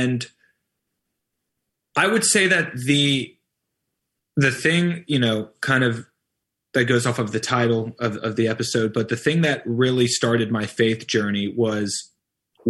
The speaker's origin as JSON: {"language": "English", "town": "Atlanta", "region": "Georgia", "country": "United States", "tie": "born or raised there", "moved": "yes", "lives_now": "Nashville, United States", "said": "So I'm from Atlanta, Georgia."}